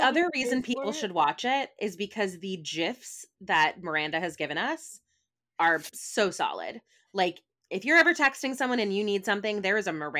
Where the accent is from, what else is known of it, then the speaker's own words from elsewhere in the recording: United States; maybe this is also just like my bias as like an American TV watcher